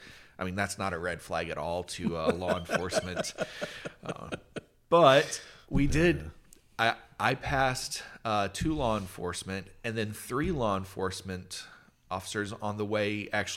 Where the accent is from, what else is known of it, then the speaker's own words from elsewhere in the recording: United States; I never had the real deep one when I lived in Georgia since my dad was Air Force and I was raised in America.